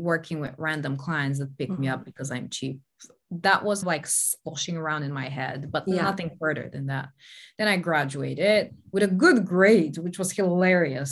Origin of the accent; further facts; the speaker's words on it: Bulgaria; moved away as an adult; also born or lived in Denmark; Growing up in Bulgaria, I'd never left the country